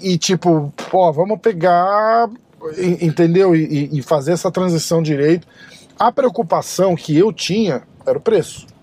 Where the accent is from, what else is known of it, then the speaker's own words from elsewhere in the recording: Brazil; a gente é brasileiro